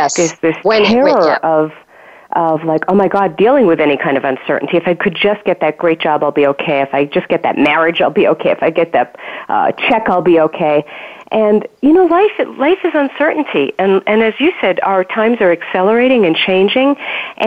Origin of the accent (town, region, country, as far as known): New York City, New York, United States; born or raised there